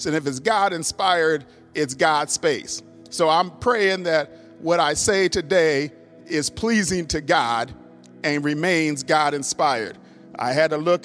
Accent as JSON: {"language": "English", "region": "Minnesota", "country": "United States", "tie": "born or raised there", "moved": "yes", "said": "my home state, Minnesota, where I was born, raised"}